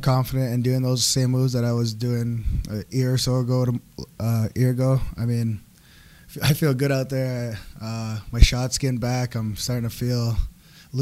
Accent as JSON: {"language": "English", "town": "Six Nations", "region": "Ontario", "country": "Canada", "tie": "born or raised there", "said": "I'm from Six Nations, Ontario. I mean, was born there, raised there."}